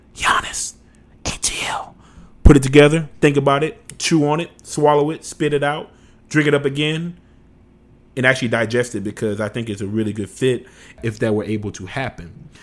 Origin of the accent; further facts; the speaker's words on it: Louisiana, United States; moved away; I'm originally from Louisiana